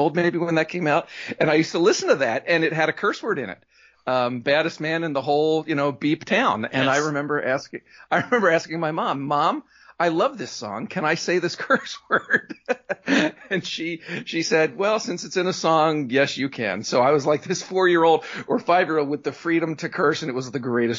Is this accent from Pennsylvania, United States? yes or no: yes; Pennsylvania, United States; moved away as an adult; I grew up outside Philadelphia, … country.